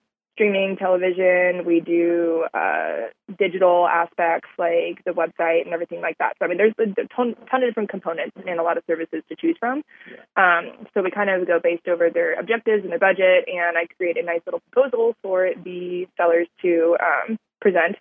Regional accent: Texas, United States; also born or lived in California / Minnesota (parents); now in Houston, United States; I was born in California. I moved to Texas when I was 8

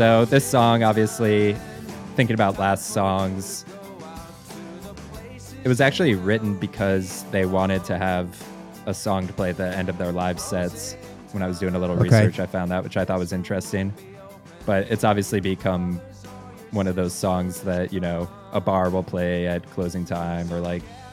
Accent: Champaign, Illinois, United States; was raised in my hometown, Champaign, Illinois

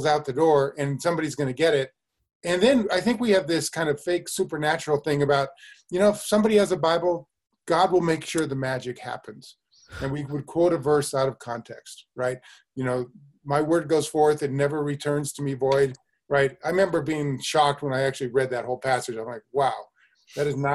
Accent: Denver, Colorado, United States; I grew up in the Christian Reformed Church, actually, in Denver, Colorado

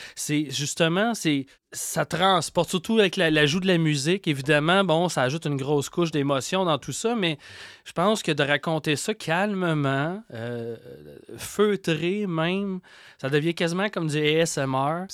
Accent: Quebec, Canada; accent: Québécois; mon accent québécois

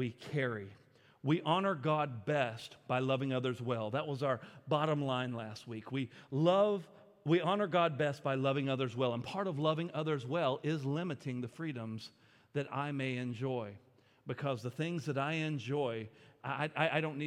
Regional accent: United States; I'm an American

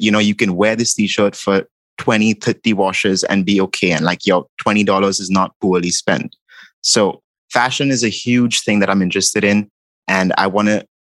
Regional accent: Mumbai, Maharashtra, India; moved away as an adult; now in New York, United States; growing up in India

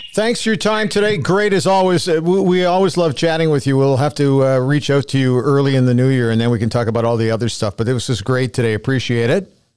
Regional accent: Canada; I'm a Canadian

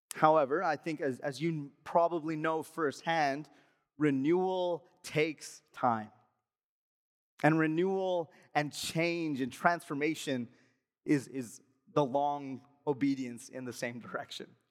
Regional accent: Alberta, Canada; moved away; I'm from Alberta

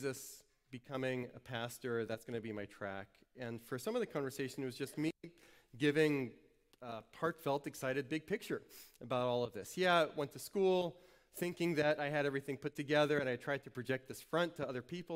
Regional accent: New Orleans, Louisiana, United States; moved away as an adult; also born or lived in New Hampshire; I went away, far away from where I grew up in New Orleans, went to college in New Hampshire

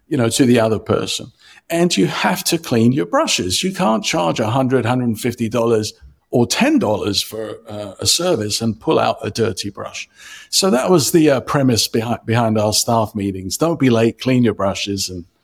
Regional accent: London, United Kingdom; moved away as an adult; also born or lived in Cyprus; now in Chicago, United States; I was born in Cyprus, a Greek Cypriot, raised in London

